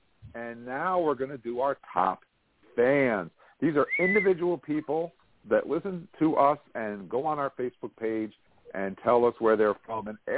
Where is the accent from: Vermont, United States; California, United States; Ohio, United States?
Vermont, United States; Rutland; My hometown of Rutland, Vermont